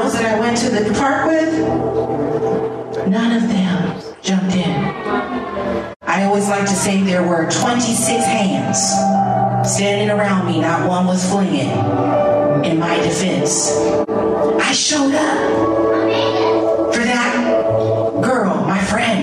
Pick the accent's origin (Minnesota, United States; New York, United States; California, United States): California, United States; San Francisco; also born or lived in Florida; I grew up in San Francisco